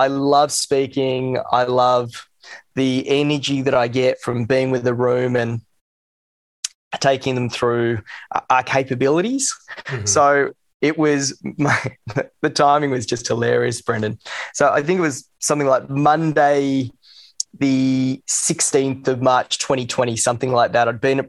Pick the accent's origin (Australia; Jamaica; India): Australia; Sydney, New South Wales; I grew up in Sydney. Went to Joey's, and he's over there now.